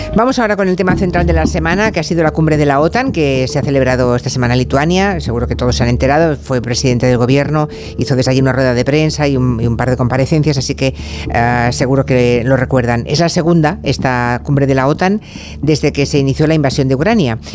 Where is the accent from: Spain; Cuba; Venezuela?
Spain; Monforte; mi pueblo, en Monforte